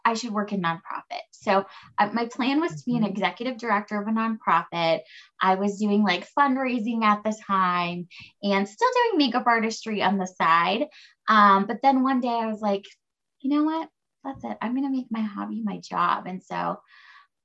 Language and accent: English; United States; also born or lived in California / Colorado; now in Denver, United States; I grew up, like halfway in California and then halfway in Colorado. I live in Denver now.